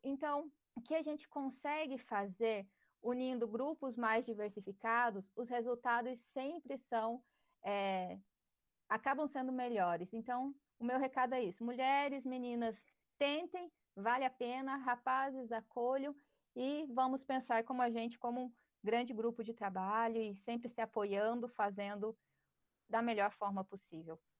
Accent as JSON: {"language": "Portuguese", "town": "Palmas", "region": "Tocantins", "country": "Brazil", "said": "eu sou aqui da região, eu sou aqui de Palmas"}